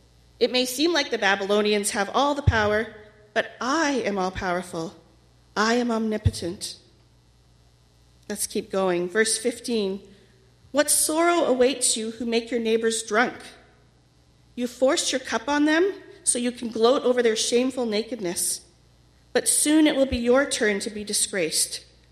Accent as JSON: {"language": "English", "town": "Winnipeg", "region": "Manitoba", "country": "Canada", "tie": "born or raised there", "said": "When I was in grade 4, my parents were appointed as pastors to the alcohol treatment center here in Winnipeg."}